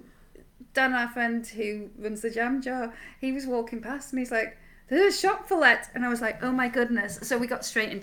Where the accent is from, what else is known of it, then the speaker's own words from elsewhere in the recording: Yorkshire and the Humber, United Kingdom; now in Whitley Bay, United Kingdom; I grew up in Yorkshire, so as far from the sea as you possibly can be